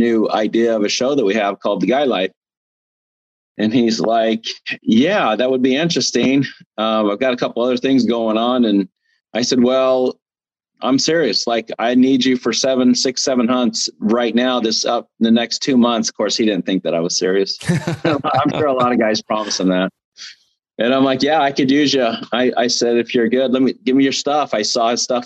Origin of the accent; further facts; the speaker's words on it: Arizona, United States; I'm originally from Arizona